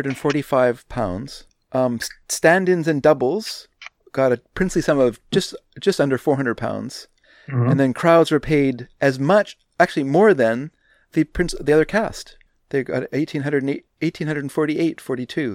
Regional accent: Burnaby, British Columbia, Canada; as a obsessed teen or obsessed preteen, actually, I used to go to the library in Burnaby

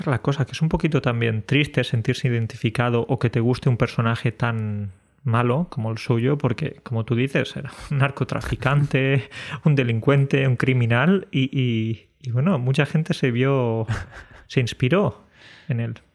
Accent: Andalusia, Spain; como buen andaluz que soy

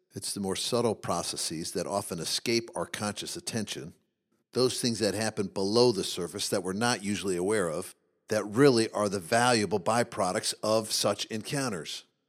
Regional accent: Midwest, United States; as a 12 year old boy growing up in the Midwest

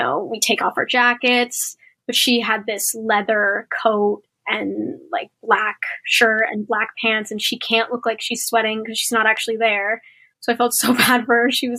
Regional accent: Philippines; I think it was Hispanic and I'm Filipino, so they changed it

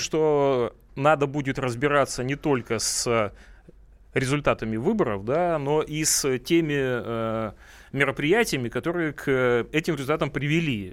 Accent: Primorsky Krai, Russia; now in Moscow, Russia; Это мой родной край

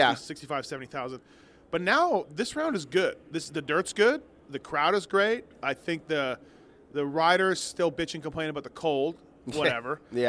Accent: Canada; now in United States; I'm Canadian, but I've lived in the U.S. for a long time now

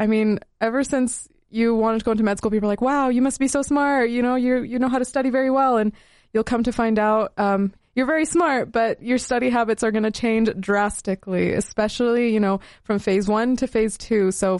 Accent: Utah, United States; now in Salt Lake City, United States; For me, I came from Southern Utah as a Middle Eastern person

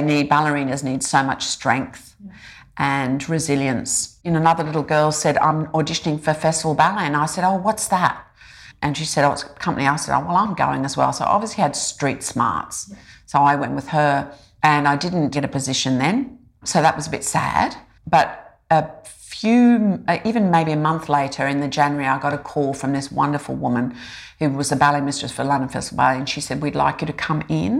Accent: Rockhampton, Queensland, Australia; first language English; I grew up in Rockhampton

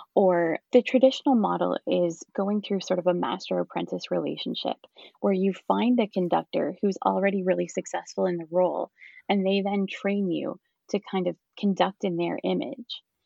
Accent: Picton, Ontario, Canada; moved away as an adult; also born or lived in London, Ontario / Kingston, Ontario; I'm actually from the Picton area. I grew up in Picton

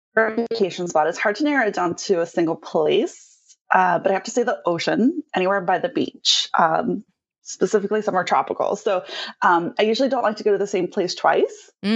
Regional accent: Cincinnati, Ohio, United States; moved away as an adult; also born or lived in Portland; now in Maui, United States; we're actually from the Midwest, so Cincinnati, Ohio area is where we're originally from

